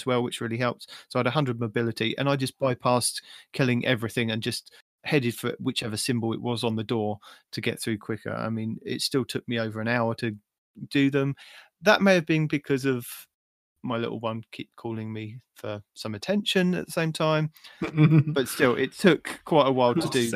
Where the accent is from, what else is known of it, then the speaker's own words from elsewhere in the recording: England, United Kingdom; I'm just English